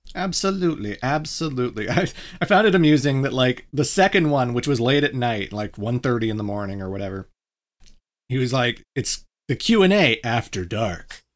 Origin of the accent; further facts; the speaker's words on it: Canada; I'm not American, I'm Canadian